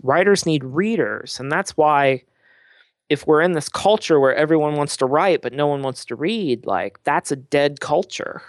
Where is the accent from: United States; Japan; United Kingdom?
United States; Midwest; a Midwesterner